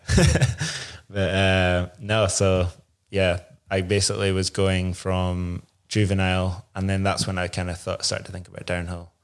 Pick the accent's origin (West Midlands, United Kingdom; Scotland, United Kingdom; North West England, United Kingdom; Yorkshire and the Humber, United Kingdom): Scotland, United Kingdom; Inverness; I grew up in Inverness, uh, just outside